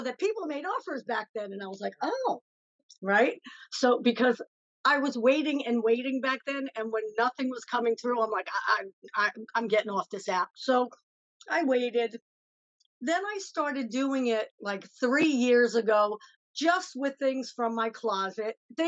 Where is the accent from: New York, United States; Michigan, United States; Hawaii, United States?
New York, United States; New York City; now in upstate New York, United States; originally I'm from the Bronx. Now I'm in upstate New York.